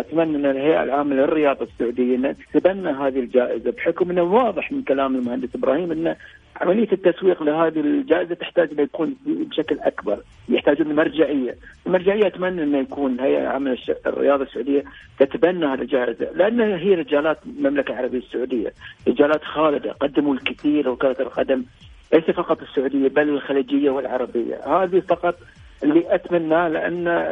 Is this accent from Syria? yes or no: no; Bahrain; احنا في البحرين